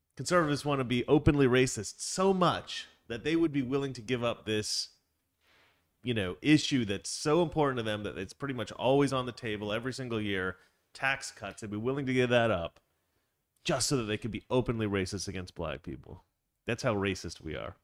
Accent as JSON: {"language": "English", "region": "Oregon", "country": "United States", "tie": "born or raised there", "said": "I grew up in Oregon"}